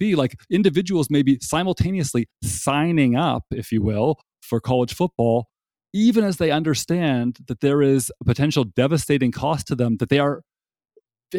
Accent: Toronto, Ontario, Canada; now in North Carolina, United States; raised as a Canadian in Toronto

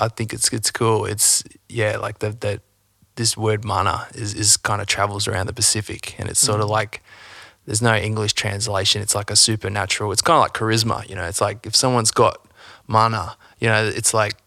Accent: Coomera, Queensland, Australia; also born or lived in Byron Bay; I actually grew up like south of Brisbane, so north Gold Coast, you know, Coomera.

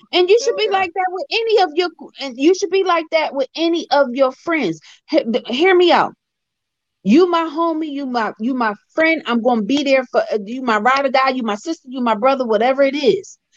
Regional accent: Philadelphia, Pennsylvania, United States; I'm from Philly

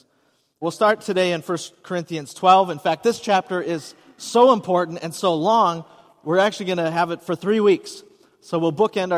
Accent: Hudson, Wisconsin, United States; moved away; I grew up in Hudson

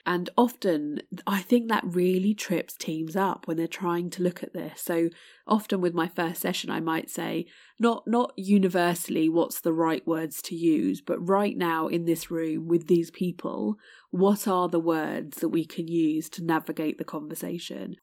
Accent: United Kingdom; my heritage is Indian, um, but born in the U K

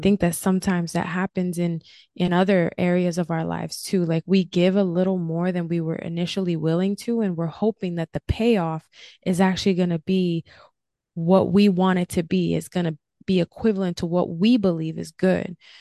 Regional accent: New Jersey, United States; also born or lived in California; now in Florida, United States; I'm originally from New Jersey

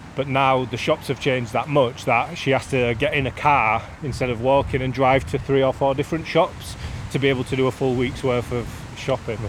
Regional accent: Leeds, Yorkshire and the Humber, United Kingdom; growing up in Beeston

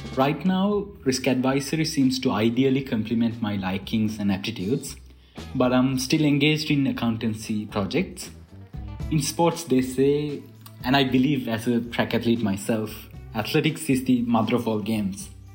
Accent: Sri Lanka; from Sri Lanka

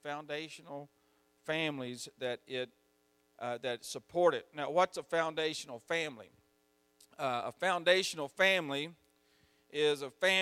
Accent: Mississippi, United States; I'm from Mississippi.

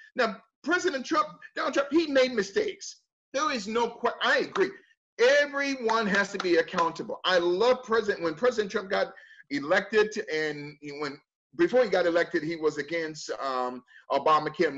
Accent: United States; I'm not an African. I am an American

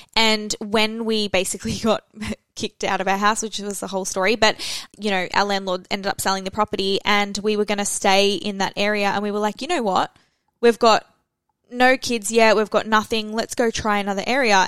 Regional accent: Australia; Felicity and I were the only Australians

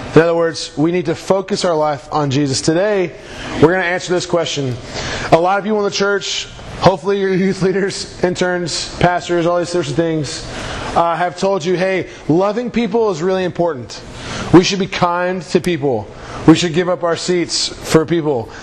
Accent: Houston, Texas, United States; I'm from Houston

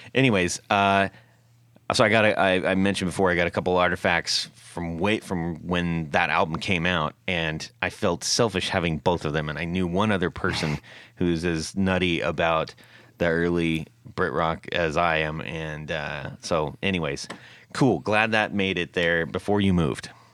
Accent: California, United States; I grew up in California

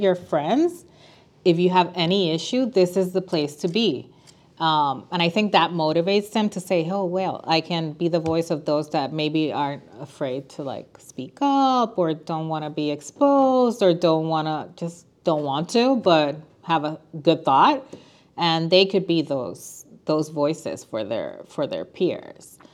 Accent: San Juan, Puerto Rico; moved away as an adult; now in Chicago, United States; I was born and raised in San Juan, Puerto Rico. We moved to Chicago eight years ago.

